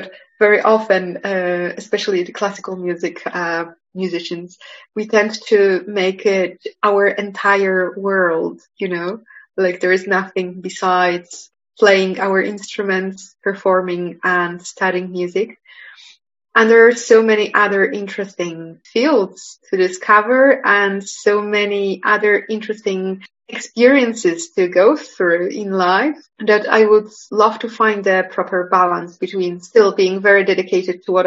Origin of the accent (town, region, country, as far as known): Poland; born or raised there; English is a second language; moved away as an adult; also born or lived in Manchester / Geneva